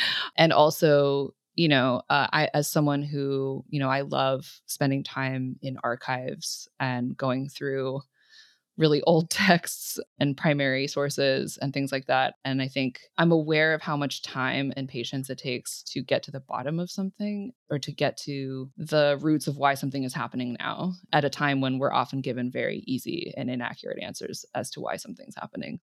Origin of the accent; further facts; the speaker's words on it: California, United States; growing up in California